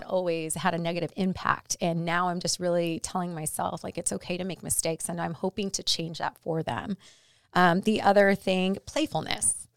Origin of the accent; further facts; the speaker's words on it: La Puente, California, United States; where I grew up is in La Puente in Southern California, um, in a pretty tough neighborhood